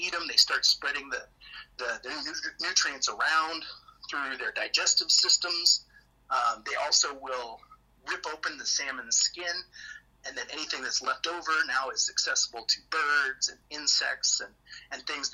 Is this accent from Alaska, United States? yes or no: yes; Alaska, United States; I live here in Alaska. It's my hometown.